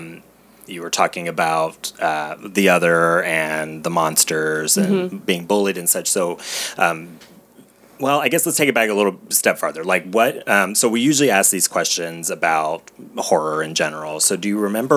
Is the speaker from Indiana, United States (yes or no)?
no; Cincinnati, Ohio, United States; I grew up in Ohio